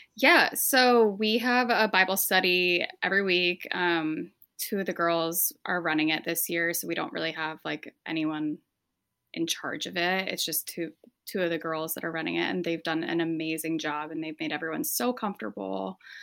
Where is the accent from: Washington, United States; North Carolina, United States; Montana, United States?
Washington, United States; Spokane; moved away as an adult; now in Detroit, United States; we're from eastern Washington, so, like, right next to Idaho. We're actually from Spokane